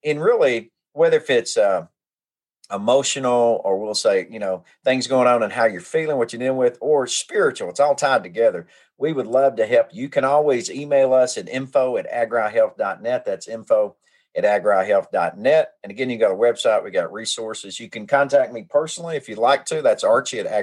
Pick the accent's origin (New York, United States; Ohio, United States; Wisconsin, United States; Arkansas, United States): Arkansas, United States; White and Cache River; I grew up on the White and Cass River